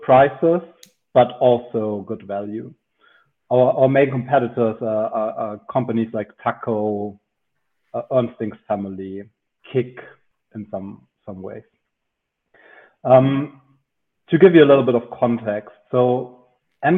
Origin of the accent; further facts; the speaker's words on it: Munich, Bavaria, Germany; I'm from Munich, where I also studied and worked in consulting for a couple of years